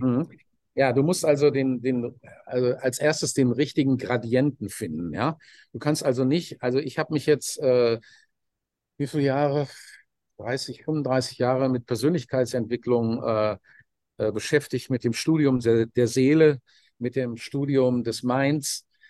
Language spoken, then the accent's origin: German; Dortmund, North Rhine-Westphalia, Germany; ich komme aus einer normalen Arbeiterfamilie in, in Dortmund